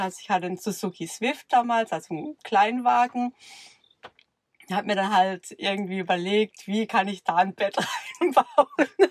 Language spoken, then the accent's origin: German; near Karlsruhe, Baden-Württemberg, Germany; aus, äh, in der Nähe von Karlsruhe